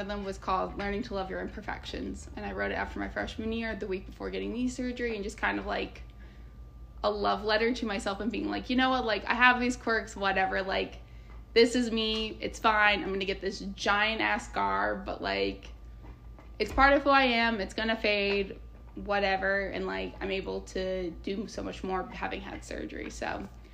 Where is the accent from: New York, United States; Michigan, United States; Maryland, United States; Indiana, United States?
Indiana, United States; moved away as an adult; I was disgustingly nice from Indiana at an East Coast school